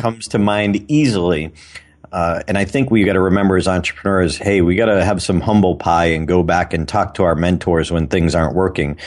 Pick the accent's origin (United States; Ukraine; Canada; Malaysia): United States; Auburn, Massachusetts; Doctor Robert Goddard, who had launched the first liquid fuel rocket in history in my hometown